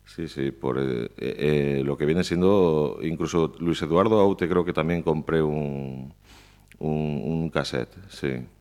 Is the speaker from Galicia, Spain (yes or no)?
yes; Pontevedra, Galicia, Spain; yo crecí en Paseo de Colón, bueno, exactamente, yo vivía en la Rua Nova de Baixo, que está aquí al lado.